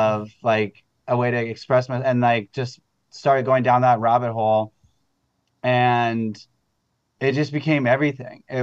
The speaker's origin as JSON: {"language": "English", "town": "Manhattan Beach", "region": "California", "country": "United States", "tie": "born or raised there", "lives_now": "Los Angeles, United States", "said": "growing up in Manhattan Beach, like uh, after I came back from college, I wanted to change a pace and like wanted not Hollywood, but so I've been downtown for like 12 years now."}